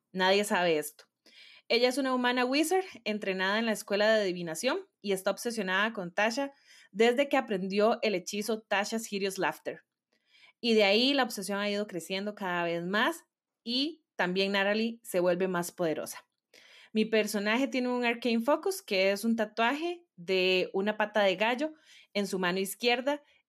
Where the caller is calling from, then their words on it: Costa Rica; from Costa Rica.